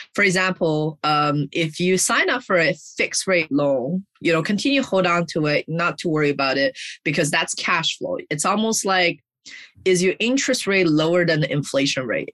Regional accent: China; moved away; I grew up in China

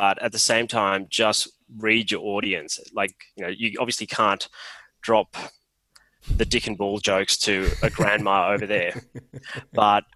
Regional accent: Mackay, Queensland, Australia; also born or lived in Sri Lanka / Sydney / Sunshine Coast; I grew up in Mackay

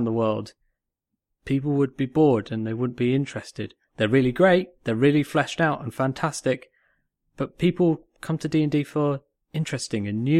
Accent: Manchester, North West England, United Kingdom; accent: Northern; also born or lived in Cheshire; I'm from Manchester, you know, we're from Cheshire. We know Northern accents

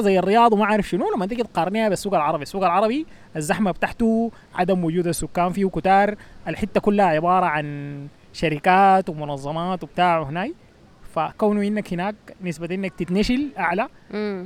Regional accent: Sudan; also born or lived in New Jersey, United States; now in United States; نحن بالنسبه لنا كسودانيين

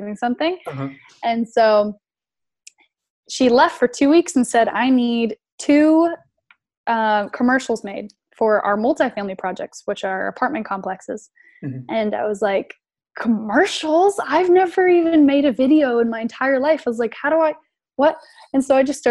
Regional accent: South Carolina, United States; I'm from South Carolina

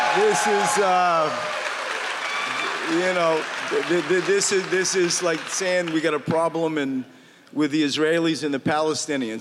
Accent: Maine, United States; I grew up in the woods. Like I grew up in Maine

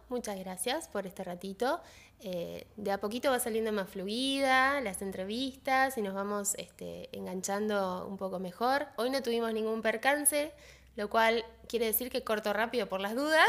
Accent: Paraguay; ese pueblo que es, mi pueblo también

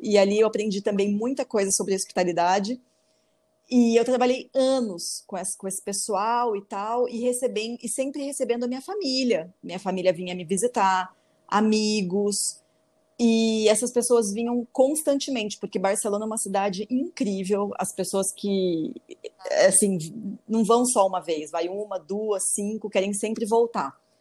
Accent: Campo Grande, Mato Grosso do Sul, Brazil; moved away; also born or lived in Spain; eu nasci e fui criada aqui em Campo Grande mesmo

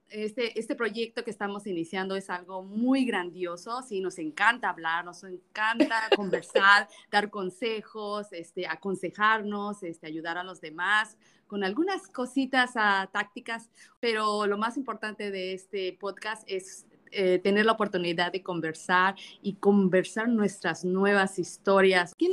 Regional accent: Mexico; now in Connecticut, United States; ok bueno, soy ah, de México y estoy radicando aquí en el estado de Connecticut.

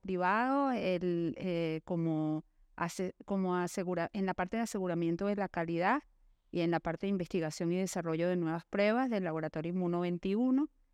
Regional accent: Venezuela; vengo de Venezuela

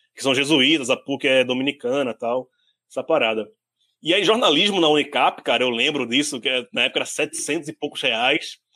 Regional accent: Pernambuco, Brazil; also born or lived in Guarulhos, São Paulo; now in São Paulo, Brazil; eu que sou do Pernambuco

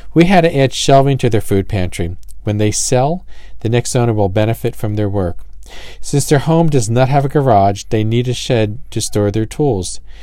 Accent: New Jersey, United States; I'm from Jersey

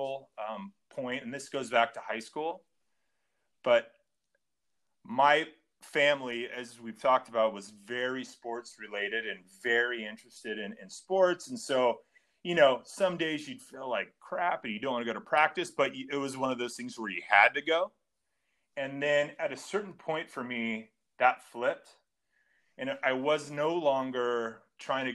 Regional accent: Long Beach, California, United States; growing up in Long Beach, everyone thought I was going to go to Long Beach State

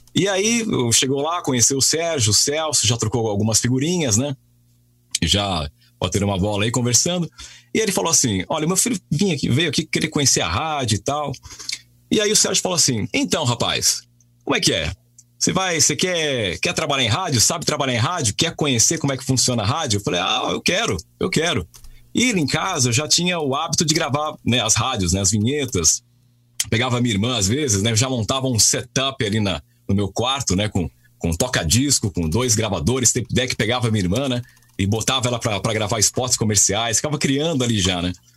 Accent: Peruíbe, São Paulo, Brazil; porque eu nasci em São Paulo, né? Mas eu depois, com cinco anos de idade, cinco seis anos, eu fui morar para o litoral de São Paulo, Peruíbe

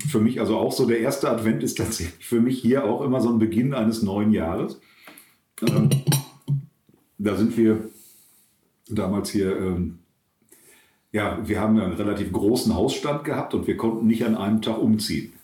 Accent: Herne, North Rhine-Westphalia, Germany; moved away as an adult; also born or lived in Eidinghausen; now in Bad Oeynhausen, Germany; ich komme aus Wanne-Eickel

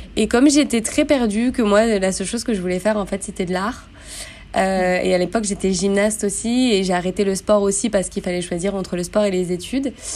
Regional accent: Grenoble, Auvergne-Rhône-Alpes, France; moved away as an adult; also born or lived in Montpellier; j'ai vécu, grandi, euh, je suis née à Grenoble

